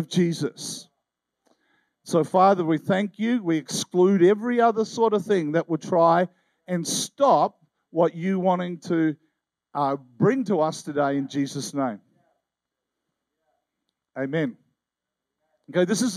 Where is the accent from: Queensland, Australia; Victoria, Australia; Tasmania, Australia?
Tasmania, Australia; I'm an Aussie